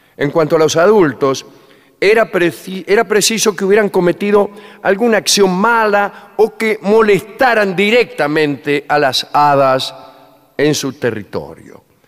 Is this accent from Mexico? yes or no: no; Buenos Aires, Argentina; Yo soy un habitante de Buenos Aires